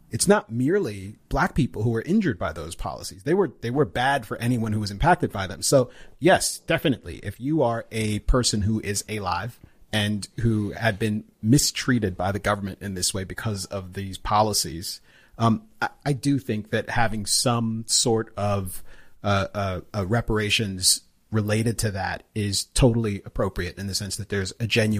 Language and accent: English; Jamaica; I can't have an opinion on it in public because I'm Jamaican.